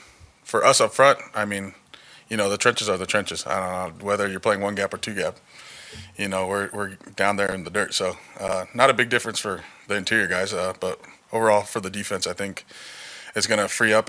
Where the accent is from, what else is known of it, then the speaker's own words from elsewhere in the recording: California, United States; moved away as an adult; now in Las Vegas, United States; I'm from California, born and raised